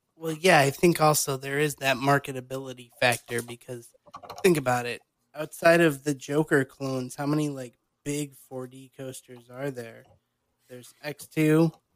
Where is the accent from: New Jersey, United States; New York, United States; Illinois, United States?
Illinois, United States; my home state of Illinois